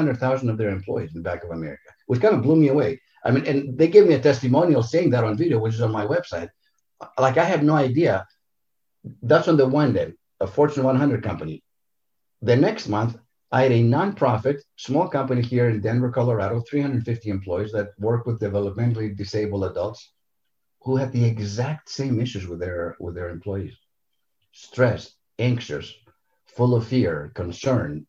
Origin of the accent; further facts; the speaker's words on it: Greece; moved away; also born or lived in Santa Monica, California, United States; I'm Greek 100%, so born and raised in Greece. Moved to Southern California to a very beautiful coastal little community called Santa Monica. So that's where I grew up.